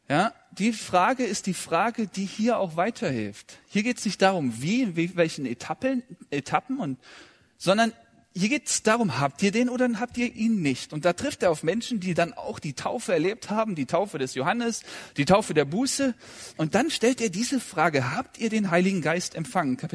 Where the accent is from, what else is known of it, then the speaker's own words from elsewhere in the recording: Kazakhstan; born there; Ja, ich bin ja in Kasachstan geboren und das war im Februar, am 18. und da lag viel Schnee